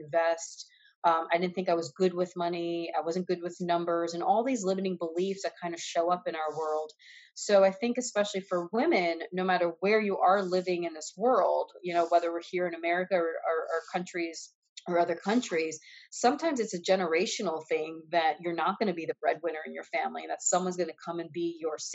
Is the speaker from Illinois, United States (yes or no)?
no; New York, United States; now in Los Angeles, United States; I am here living in Los Angeles. I'm originally from New York.